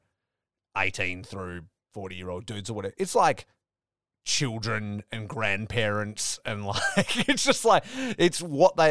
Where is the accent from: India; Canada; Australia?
Australia; Geraldton, Western Australia; I grew up in Geraldton, WA